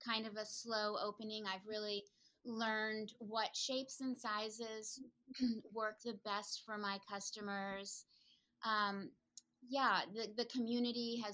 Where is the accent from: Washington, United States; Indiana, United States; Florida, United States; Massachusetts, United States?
Massachusetts, United States; Concord; moved away as an adult; also born or lived in California; I decided to move back to my hometown of Concord, Mass